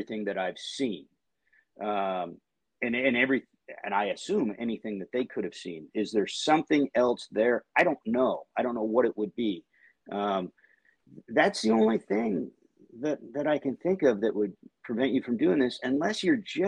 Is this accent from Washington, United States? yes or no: yes; Seattle, Washington, United States; moved away as an adult; now in Chicago, United States; I'm from Seattle. I grew up with the Mariners long before Lou Piniella got there